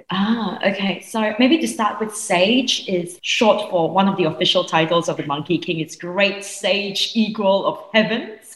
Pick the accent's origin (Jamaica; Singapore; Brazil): Singapore; I grew up in Singapore.